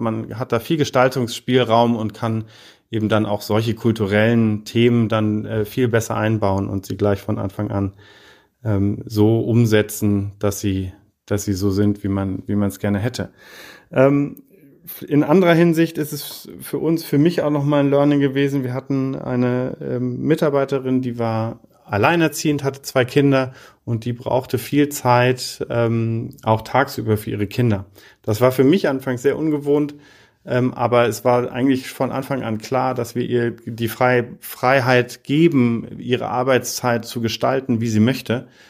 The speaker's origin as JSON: {"language": "German", "town": "Heidelberg", "region": "Baden-Württemberg", "country": "Germany", "also_born_or_lived": "Paris / Oxford / Berlin", "moved": "as an adult", "said": "ich komme aus Heidelberg ursprünglich"}